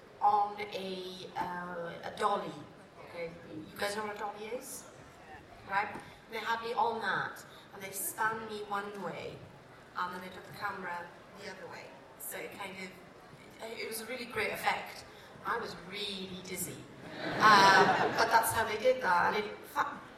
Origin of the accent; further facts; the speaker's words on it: Welsh, Wales, United Kingdom; I'm Welsh